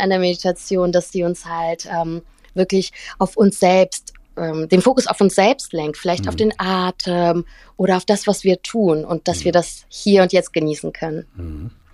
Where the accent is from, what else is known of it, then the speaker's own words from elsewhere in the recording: Cologne, North Rhine-Westphalia, Germany; also born or lived in St. Petersburg, Russia; bin in Köln aufgewachsen